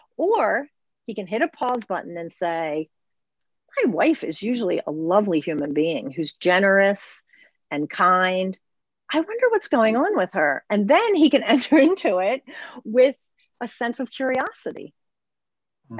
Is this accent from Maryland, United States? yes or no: yes; Baltimore, Maryland, United States; I was born and raised in Baltimore in the city.